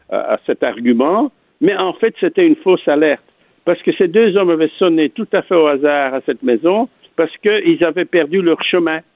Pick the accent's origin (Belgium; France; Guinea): Belgium; Antwerp, Flanders; born or raised there